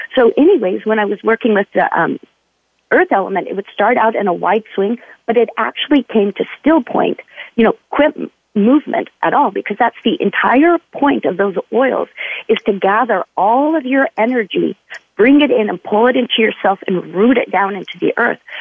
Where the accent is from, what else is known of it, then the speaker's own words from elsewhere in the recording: Utah, United States; also born or lived in California; now in Oregon City, United States; I grew up in Utah.